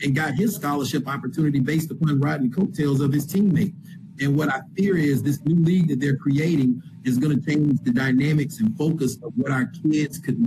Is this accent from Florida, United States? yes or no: yes; Florida, United States; moved away; I'm originally from Florida